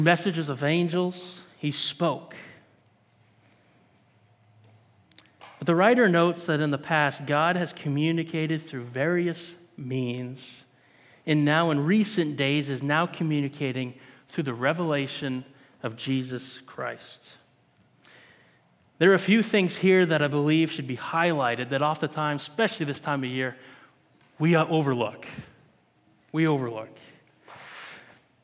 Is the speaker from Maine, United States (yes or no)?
yes; Maine, United States; I'm from Maine. I grew up in the woods.